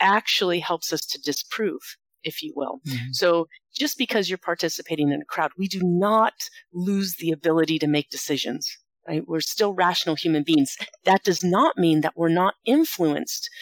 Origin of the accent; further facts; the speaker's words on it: Las Vegas, Nevada, United States; my hometown is Las Vegas. That's where I'm a professor of criminal justice at the University of Nevada, Las Vegas.